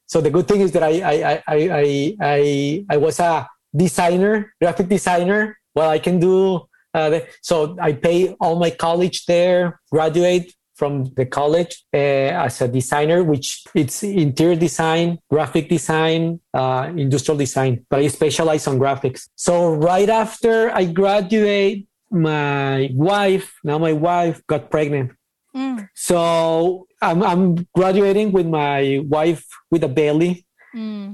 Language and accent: English; Ciudad Juárez, Chihuahua, Mexico; moved away as an adult; also born or lived in Guadalajara; I'm from Mexico, specifically from uh, Ciudad Juarez, uh, the border in between uh, El Paso, Texas, and Mexico, Chihuahua, the state